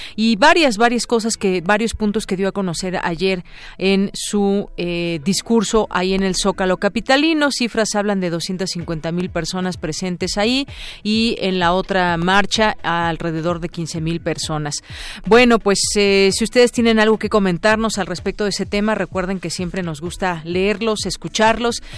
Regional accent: Mexico; somos albureros los mexicanos

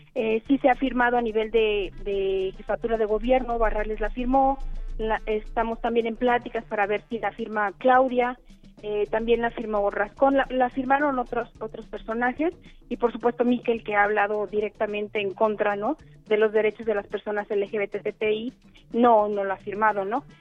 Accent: Mexico; nosotros somos mexicanos

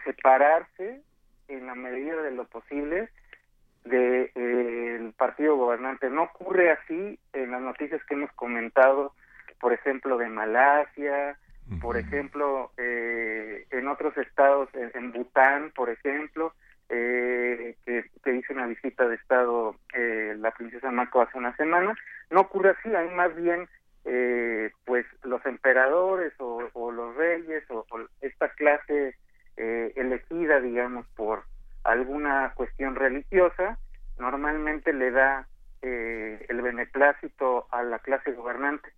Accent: Mexico; nosotros como mexicanos

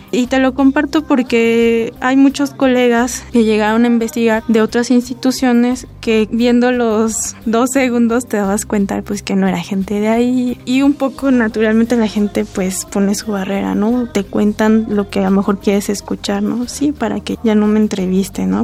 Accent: Pátzcuaro, Michoacán, Mexico; yo soy de Pátzcuaro

